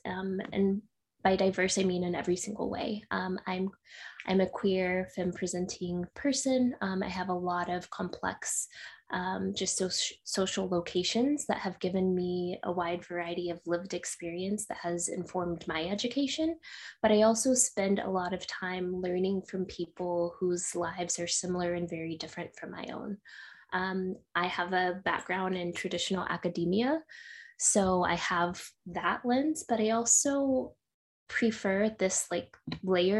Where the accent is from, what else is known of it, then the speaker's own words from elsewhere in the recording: Midland, Texas, United States; also born or lived in Miami; now in San Diego, United States; I am originally from Texas. I grew up in a small town, smallish town called Midland. So if you know Friday Night Lights, that's my hometown.